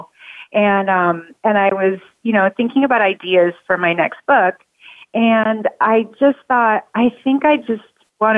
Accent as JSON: {"language": "English", "area": "Bay Area", "region": "California", "country": "United States", "also_born_or_lived": "Hollywood, California", "moved": "as an adult", "lives_now": "Philadelphia, United States", "said": "I am from the Bay Area"}